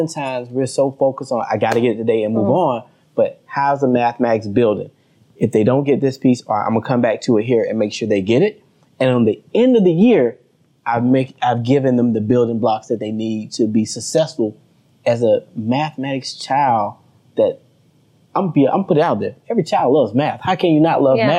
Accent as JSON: {"language": "English", "region": "the South", "country": "United States", "said": "I'm from the South. We don't have as many skyscrapers."}